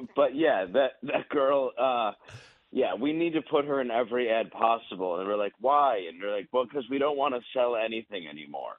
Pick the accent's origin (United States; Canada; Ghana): United States; Detroit, Michigan; I grew up in Detroit, so I'm used to it